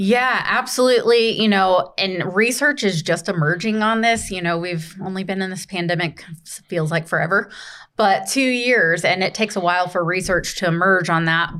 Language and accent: English; Kentucky, United States; moved away as an adult; also born or lived in Indiana; now in Greenville, United States; born and raised in Kentucky.